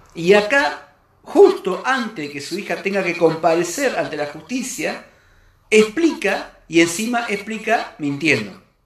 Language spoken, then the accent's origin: Spanish; Argentina; como argentino, como persona, como cristiano que soy